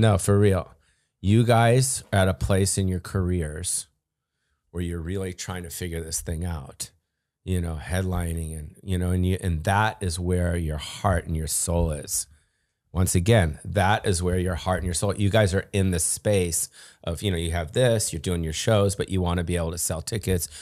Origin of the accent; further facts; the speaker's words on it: Beverly Hills, California, United States; I grew up in Beverly Hills